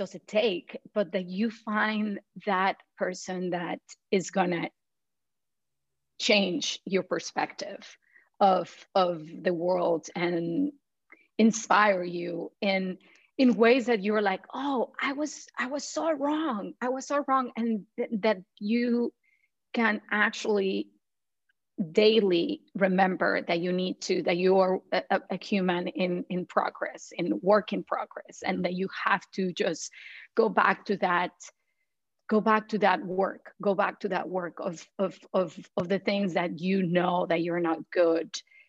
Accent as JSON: {"language": "English", "country": "Mexico", "tie": "born or raised there", "also_born_or_lived": "Panama", "moved": "as an adult", "lives_now": "United States", "said": "I'm a Mexican immigrant. I was born and raised in Mexico and in Panama. My dad is Mexican, my mom is from Panama. I lived between those two countries."}